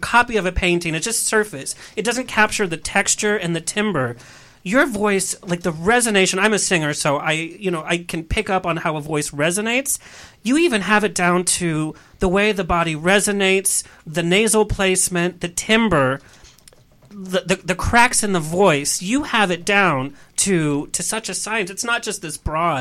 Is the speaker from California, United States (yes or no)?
yes; San Clemente, California, United States; I was born and raised in San Clemente.